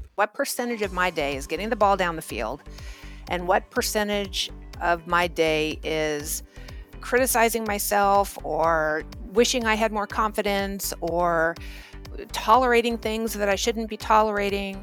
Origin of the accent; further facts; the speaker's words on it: Orange County, California, United States; also born or lived in Germany; a cocktail waitress from Orange County, California.